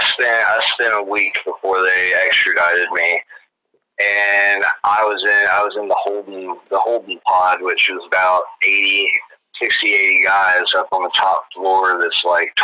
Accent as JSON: {"language": "English", "region": "the South", "country": "United States", "tie": "born or raised there", "said": "I was raised in the South."}